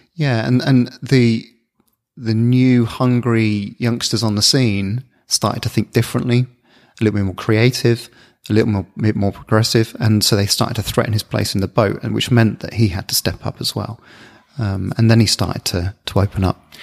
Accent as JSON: {"language": "English", "town": "Bournemouth", "region": "South West England", "country": "United Kingdom", "tie": "born or raised there", "also_born_or_lived": "Luton", "said": "they moved us to the south coast, a little town called Bournemouth."}